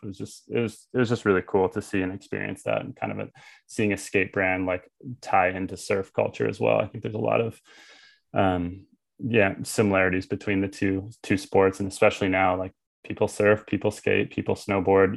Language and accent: English; Vancouver, British Columbia, Canada; also born or lived in United States; now in Tofino, Canada; I grew up in Vancouver